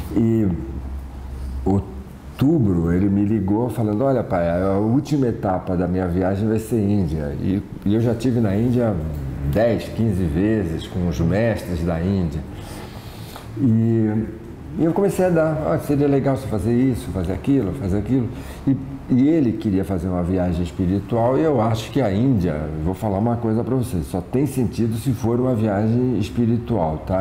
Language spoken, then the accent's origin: Portuguese; Santos, São Paulo, Brazil; eu sou da Baixada Santista, sou de Santos